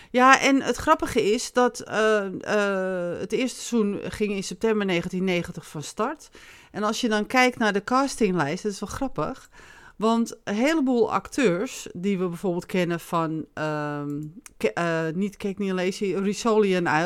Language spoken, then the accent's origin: Dutch; Netherlands; En daar houden wij van als Nederlander.